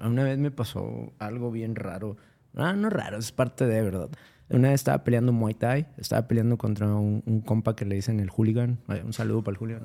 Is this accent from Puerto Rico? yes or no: no; San Nicolás de los Garza, Nuevo León, Mexico; also born or lived in Monterrey; Yo, pues, soy de aquí, de Monterrey, crecí en San Nicolás